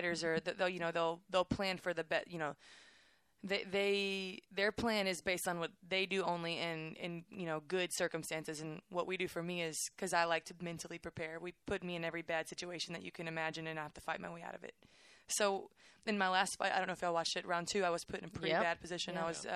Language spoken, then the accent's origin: English; Waco, Texas, United States; I'm from Waco, so Baylor's like, I just wanted to go here